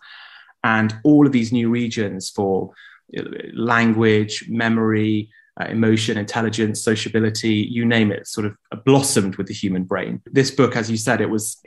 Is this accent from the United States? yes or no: no; England, United Kingdom; I've been born and raised in England